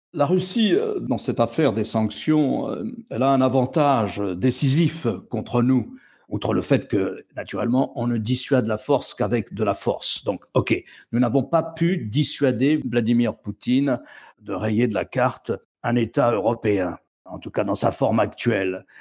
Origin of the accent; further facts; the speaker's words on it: France; Chez nous, en France